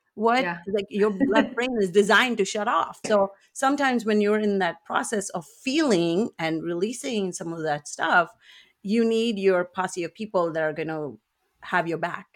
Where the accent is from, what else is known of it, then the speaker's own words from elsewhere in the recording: India; moved away as an adult; now in United States; I grew up in India for half of my life, and I now live in the US for the other half.